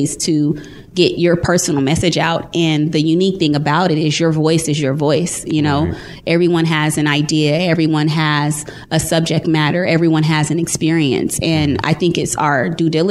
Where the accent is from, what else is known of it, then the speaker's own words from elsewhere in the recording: California, United States; moved away as an adult; now in Dallas, United States; I'm from California, and I'm going to spend some time home this fall